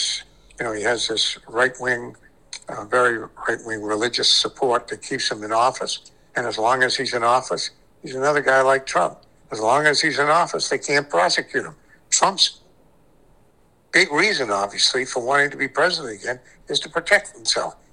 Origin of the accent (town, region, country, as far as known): Cape Elizabeth, Maine, United States; born or raised there; also born or lived in New Haven, Connecticut